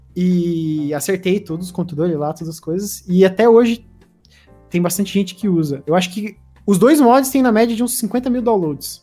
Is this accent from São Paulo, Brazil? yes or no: no; interior of Paraná, Brazil; moved away as an adult; now in Curitiba, Brazil; eu não sou de Curitiba, eu sou do interior do Paraná.